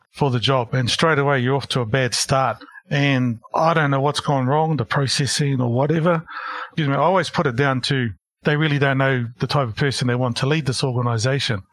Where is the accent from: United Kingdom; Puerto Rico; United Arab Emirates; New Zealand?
New Zealand; Porirua, Wellington; moved away as an adult; also born or lived in Christchurch / Hamilton / Auckland; I grew up in Porirua, Wellington